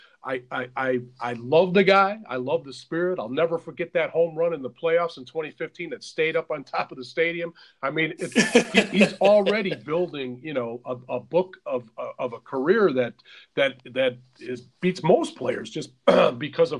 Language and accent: English; Michigan, United States; I'm from Michigan